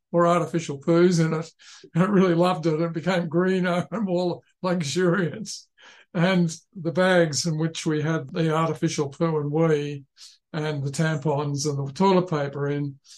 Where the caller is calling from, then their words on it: Tasmania, Australia; I'm calling in from the University of Tasmania and uh, I'm in Palawa country.